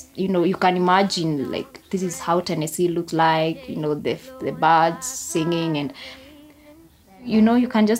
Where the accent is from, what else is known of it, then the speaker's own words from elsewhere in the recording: Kenya; now in Kiambu County, Kenya; I come from a hilly place as well. So I live in the town right now, but I'm born in the countryside, and that's where I was brought up. Quite poor, I should say. It's a semi-arid.